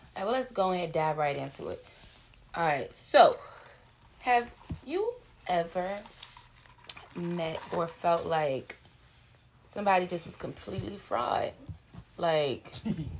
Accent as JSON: {"language": "English", "region": "Virginia", "country": "United States", "said": "we're from Virginia"}